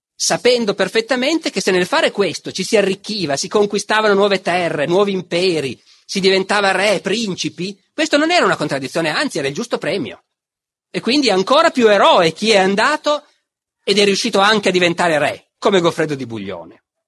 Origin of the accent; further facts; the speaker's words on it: Piedmont, Italy; dalle mie parti in Piemonte